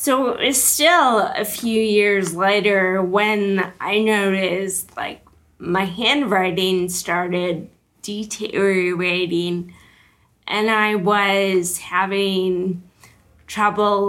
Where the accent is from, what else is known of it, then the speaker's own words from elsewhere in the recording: Wisconsin, United States; moved away as an adult; now in San Diego, United States; I grew up in Wisconsin